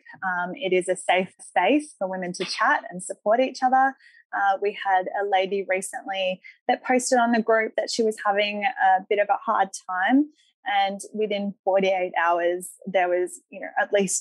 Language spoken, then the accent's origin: English; Sydney, New South Wales, Australia; I grew up in Coogee